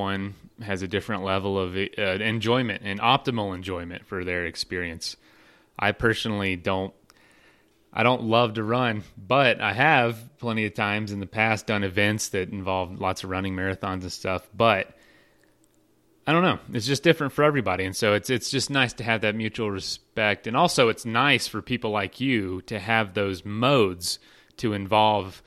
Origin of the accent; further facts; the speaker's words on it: Florida, United States; I'm from Florida